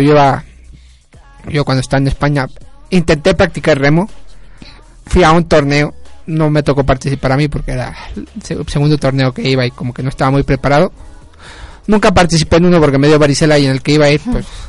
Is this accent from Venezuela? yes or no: no; Mexico; como mexicanos